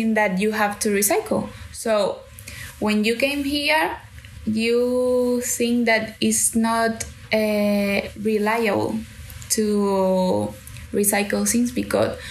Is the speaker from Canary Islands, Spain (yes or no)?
yes; Canary Islands, Spain; English is a second language; moved away as an adult; now in London, United Kingdom; I'm from Canary Islands